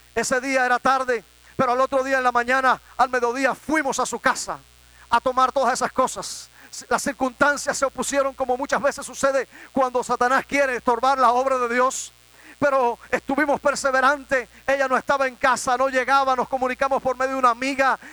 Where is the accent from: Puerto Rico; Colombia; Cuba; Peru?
Cuba; en mi país